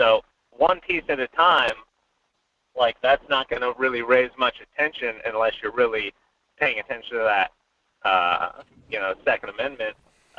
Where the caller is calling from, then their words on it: Fairbanks, Alaska, United States; Hey there. Good morning. This is … from Fairbanks.